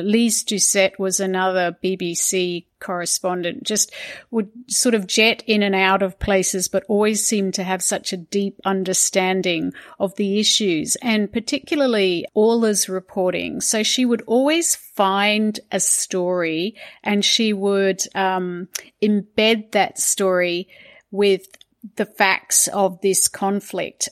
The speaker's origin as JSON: {"language": "English", "country": "Hong Kong", "tie": "born or raised there", "moved": "yes", "lives_now": "Sydney, Australia", "said": "I grew up in Hong Kong"}